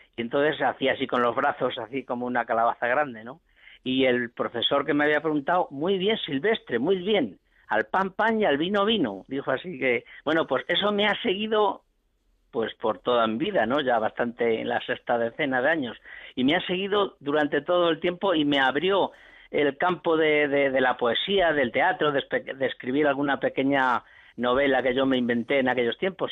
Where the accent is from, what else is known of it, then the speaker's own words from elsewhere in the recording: Cuenca, Castilla-La Mancha, Spain; cuando tenía 8 o 10 añitos por ahí, en mi pueblo de Cuenca